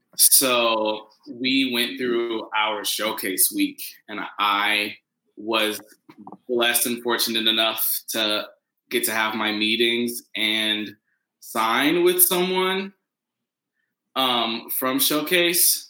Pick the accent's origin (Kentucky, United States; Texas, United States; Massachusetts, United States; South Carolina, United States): Kentucky, United States; Paducah; moved away; also born or lived in Indiana; I am from Paducah, Kentucky